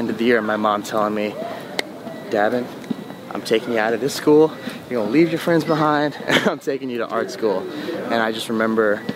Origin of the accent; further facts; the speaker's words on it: Toronto, Ontario, Canada; I was born in Toronto, Ontario. Born and raised.